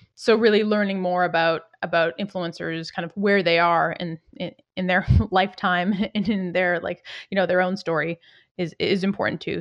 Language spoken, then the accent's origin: English; outside Boston, Massachusetts, United States; I grew up outside Boston